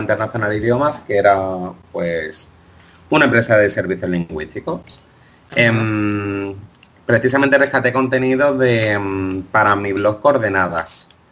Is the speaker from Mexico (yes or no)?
no; Greece; yo tiro para mi tierra, en, Grecia